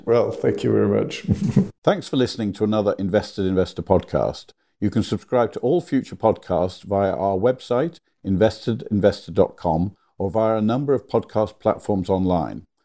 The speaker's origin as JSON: {"language": "English", "country": "Austria", "moved": "yes", "said": "back in my home country of Austria."}